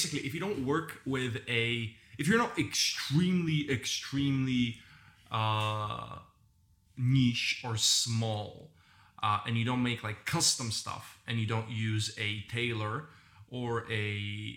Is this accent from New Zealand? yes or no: no; Bulgaria; moved away; my home country, Bulgaria, and the circles that I grew up